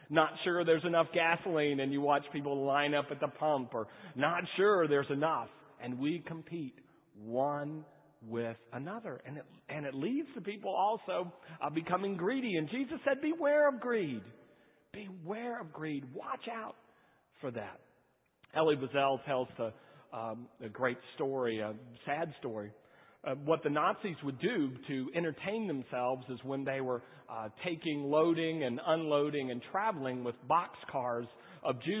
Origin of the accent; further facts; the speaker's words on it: California, United States; born there; I was born in California.